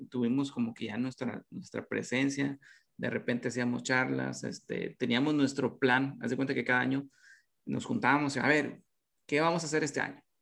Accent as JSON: {"language": "Spanish", "town": "Nuevo Laredo", "region": "Tamaulipas", "country": "Mexico", "said": "oye, fíjate que somos de Nuevo Laredo, este, eh, tenemos esto"}